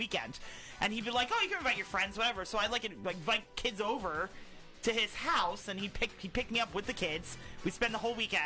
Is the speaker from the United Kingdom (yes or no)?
no; Denville, New Jersey, United States; we grew up in Denville